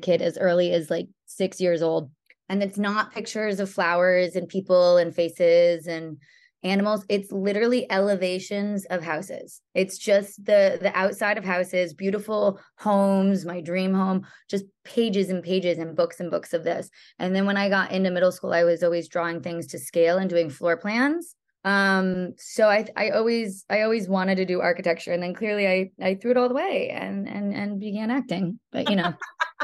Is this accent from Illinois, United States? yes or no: no; Connecticut, United States; born or raised there; moved away; also born or lived in Boston, Massachusetts / Florida